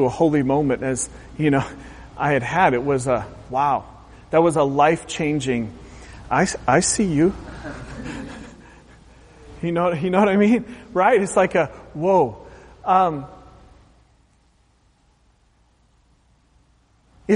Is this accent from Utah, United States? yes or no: no; Pacific Northwest, Oregon, United States; growing up in the Pacific Northwest, an hour or so from the Pacific Ocean